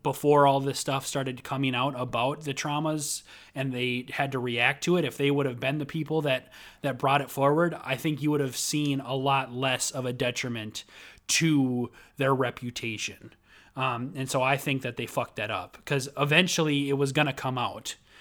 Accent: Minnesota, United States; I'm from Minnesota

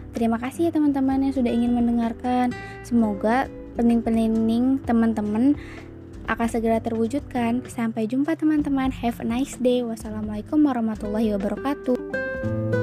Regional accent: Bandar Lampung, Lampung, Indonesia; Aku berasal dari Kota Bandar Lampung

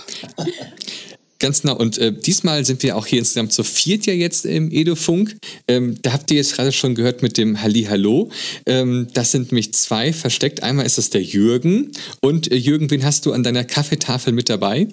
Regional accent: Germany; bei uns in Deutschland im Abitur

